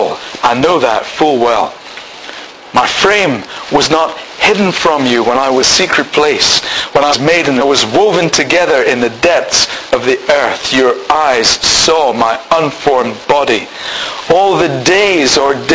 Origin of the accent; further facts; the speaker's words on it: Scotland, United Kingdom; I'm married to Pam. I'm Scottish.